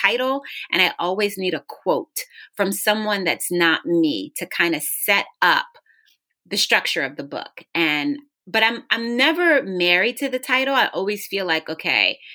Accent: Philadelphia, Pennsylvania, United States; also born or lived in New Jersey; now in Richmond, United States; growing up in Philadelphia.

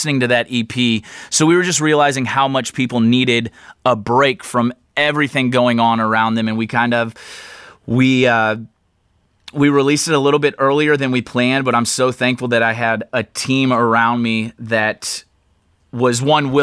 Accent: St. Louis, Missouri, United States; moved away as an adult; now in Nashville, United States; I grew up in St. Louis

